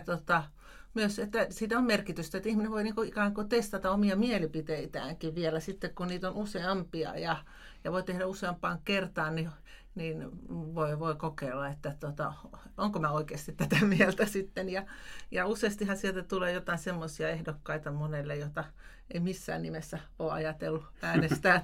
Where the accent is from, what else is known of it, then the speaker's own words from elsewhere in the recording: Tampere, Pirkanmaa, Finland; now in Lapland, Finland; itse olen Tampereelta kotoisin